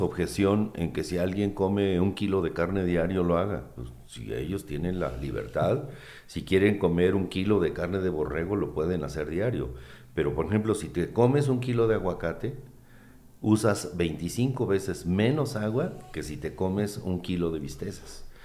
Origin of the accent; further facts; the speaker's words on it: Uruapan, Michoacán, Mexico; Yo que soy de Uruapan